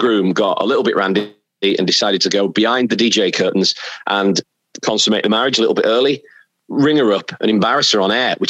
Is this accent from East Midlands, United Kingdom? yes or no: no; Leeds, Yorkshire and the Humber, United Kingdom; moved away as an adult; 4 years at Radio Air. God, 4 years there. And I loved it there. That was my hometown station